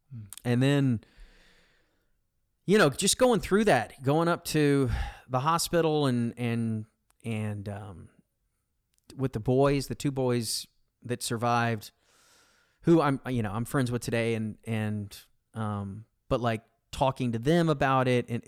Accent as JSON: {"language": "English", "town": "Arlington", "region": "Texas", "country": "United States", "tie": "born or raised there", "said": "I grew up in Arlington on this canal, and we would swim every day and all that."}